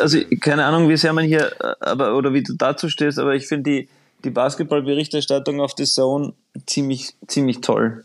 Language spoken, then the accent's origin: German; Austria; ich als Österreicher